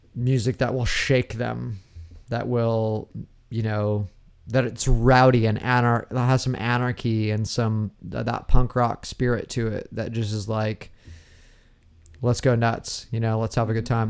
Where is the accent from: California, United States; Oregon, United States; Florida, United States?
Oregon, United States; moved away as an adult; also born or lived in Portland / Washington / Virginia; now in Los Angeles, United States; growing up in the Northwest and Oregon